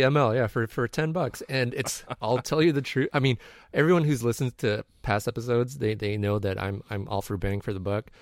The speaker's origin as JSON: {"language": "English", "town": "San Diego", "region": "California", "country": "United States", "tie": "born or raised there", "moved": "yes", "said": "out of San Diego, my hometown."}